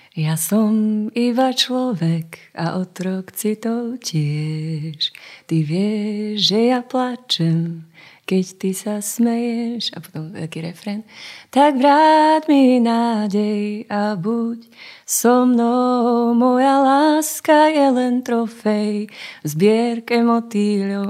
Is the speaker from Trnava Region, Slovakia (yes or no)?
no; Zlaté Moravce, Nitra Region, Slovakia; moved away as an adult; also born or lived in Sliač / Bratislava; u nás v Zlatých Moravciach